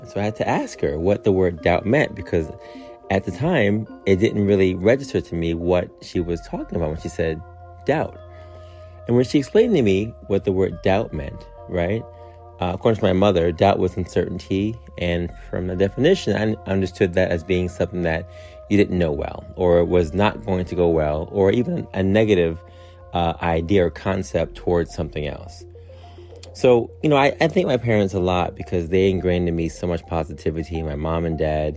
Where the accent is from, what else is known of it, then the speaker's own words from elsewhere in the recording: New York City, New York, United States; growing up in Queens, Far Rockaway